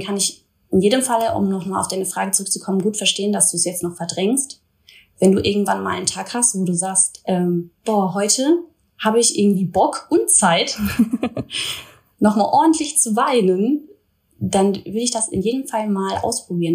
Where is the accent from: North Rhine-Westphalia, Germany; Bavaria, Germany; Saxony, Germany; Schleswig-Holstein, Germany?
North Rhine-Westphalia, Germany; Duisburg; now in Cologne, Germany; Ich lebe zurzeit in Köln, komme aber gebürtig aus Duisburg, also ich bin eine kleine Robotperle